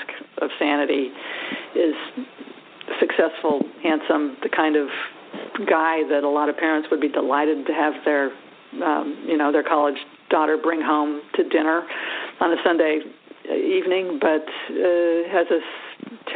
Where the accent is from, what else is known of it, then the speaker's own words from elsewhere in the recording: California, United States; I grew up in California